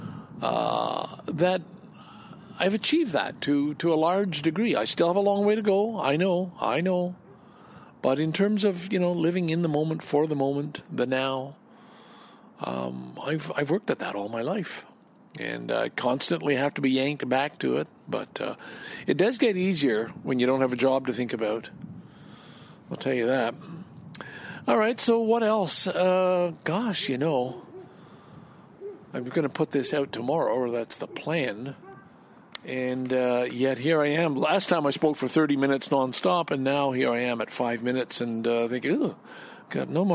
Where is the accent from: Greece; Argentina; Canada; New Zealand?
Canada; I'm Canadian